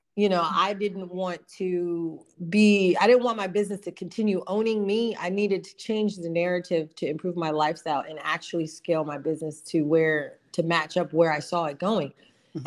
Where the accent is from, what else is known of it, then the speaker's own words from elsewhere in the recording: New Jersey, United States; I am from New Jersey, originally from South Jersey. Um, I grew up in a moving and storage business